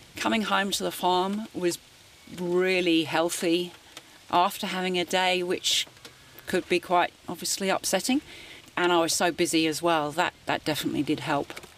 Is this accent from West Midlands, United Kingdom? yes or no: no; St Albans, East of England, United Kingdom; moved away as an adult; now in Gisborne, New Zealand; I was born in St Albans, which is 20 minutes north of London.